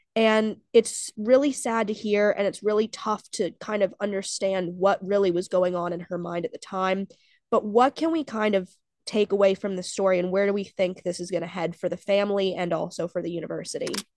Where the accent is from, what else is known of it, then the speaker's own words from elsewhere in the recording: NC State, North Carolina, United States; my hometown team, the N C State Wolfpack